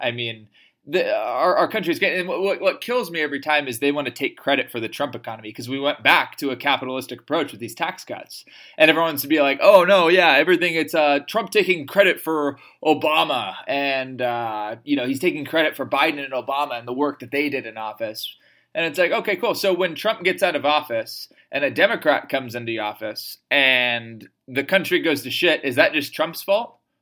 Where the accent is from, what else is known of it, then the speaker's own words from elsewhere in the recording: United States; as American citizen